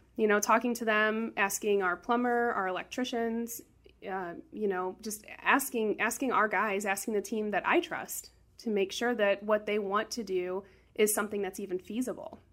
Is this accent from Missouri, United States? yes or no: yes; St. Louis, Missouri, United States; I grew up in South City, born and raised.